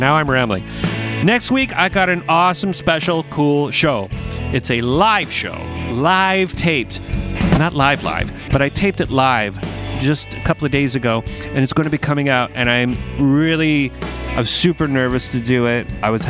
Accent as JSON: {"language": "English", "country": "Canada", "also_born_or_lived": "Portsmouth, England", "said": "I as a Canadian"}